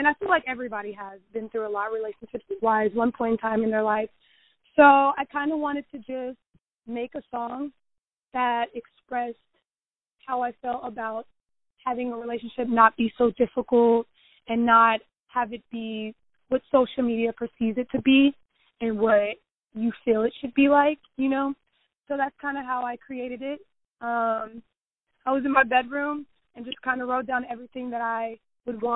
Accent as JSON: {"language": "English", "town": "Kansas City", "region": "Kansas", "country": "United States", "said": "I'm from Kansas City, Kansas, and music has just been in my family for a while"}